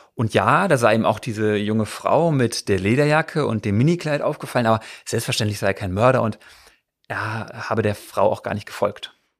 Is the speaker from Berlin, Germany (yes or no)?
yes; Berlin, Germany; Das sind wir als Berliner ja gewohnt